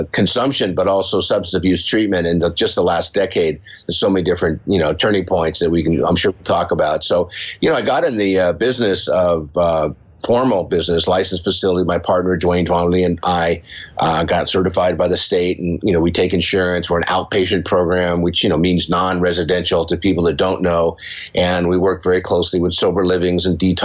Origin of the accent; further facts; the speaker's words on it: San Diego, California, United States; I grew up here in San Diego. I'm in San Diego.